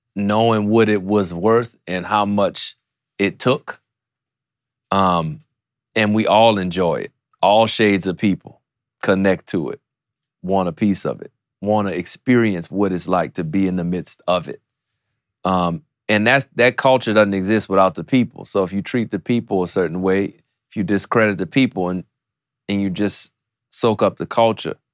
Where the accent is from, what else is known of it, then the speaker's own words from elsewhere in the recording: New Orleans, Louisiana, United States; growing up in New Orleans